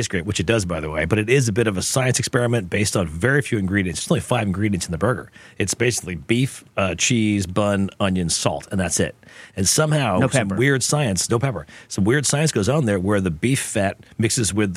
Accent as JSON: {"language": "English", "area": "Long Island", "region": "New York", "country": "United States", "tie": "born or raised there", "said": "I grew up on the Chester, which was the patty melt version of what we had from Long Island"}